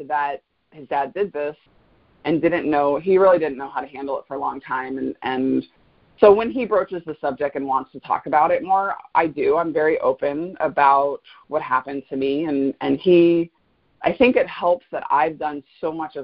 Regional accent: Fort Lauderdale, Florida, United States; also born or lived in Gainesville, Florida; I grew up in South Florida. I'm a native South Floridian, a very rare breed. I was born in Fort Lauderdale.

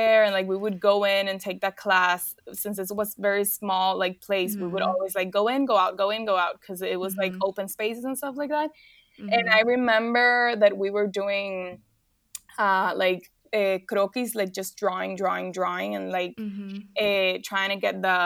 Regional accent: Dominican Republic; moved away as an adult; also born or lived in Paris; I'm from Dominican Republic

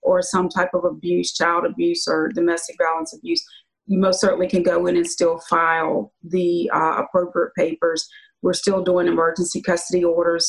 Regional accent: Luray, Virginia, United States; I was born in Virginia in a little town called Luray, Virginia.

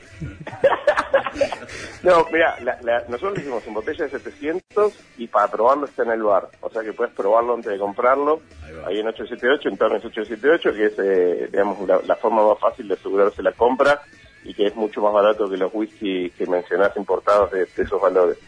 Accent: Argentina; una constante en la Argentina que, somos la mezcla de todo lo que vamos encontrando

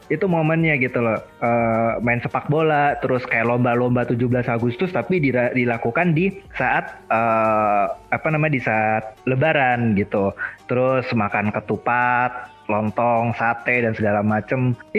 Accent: West Sumatra, Indonesia; gue kan orang Minang.

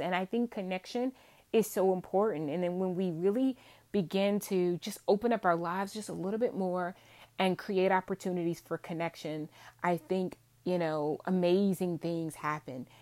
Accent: Virginia, United States; accent: Southern, twangy; I am from Virginia, born and raised in Virginia.

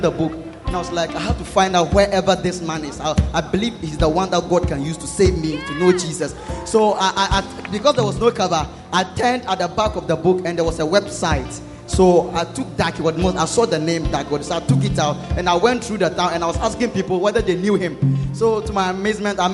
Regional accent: Ghana; moved away; I came from Balikigbini, where you can count the houses 1, 2, 3, 4. You can count all the houses in the village.

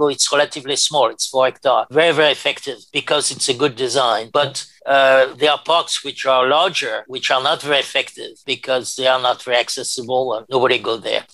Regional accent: France; accent: French; English is a second language; moved away as an adult; also born or lived in Paris, France / New York, United States; my French accent

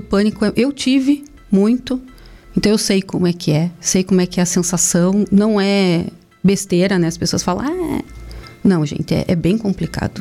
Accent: Curitiba, Paraná, Brazil; moved away; eu sou de Curitiba, mas a família do meu pai é daqui

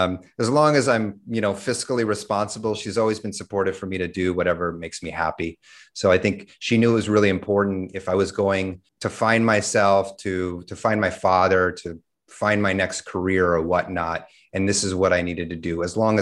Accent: New York, United States; also born or lived in California / Texas; So I'm originally from the States. I grew up in New York, lived all over the States from California to Texas, went to high school in Texas

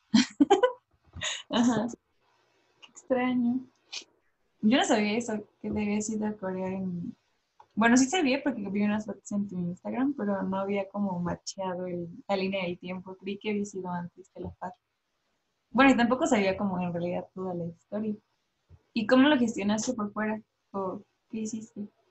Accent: Mexico

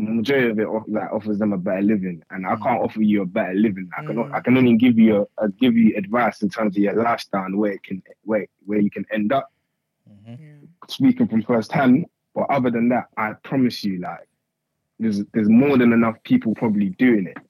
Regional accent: Croydon, London, United Kingdom; also born or lived in Nigeria; I'm from, I'm, I'm from South London. I'm from Croydon side.

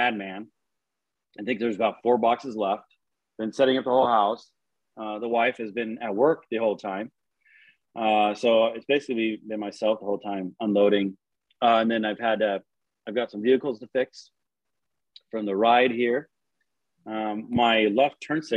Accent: Washington, United States; moved away as an adult; now in Texas, United States; I'm from Washington.

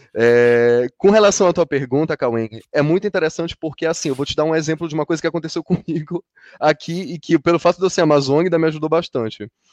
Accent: Brazil; now in Brussels, Belgium; eu venho da Amazônia

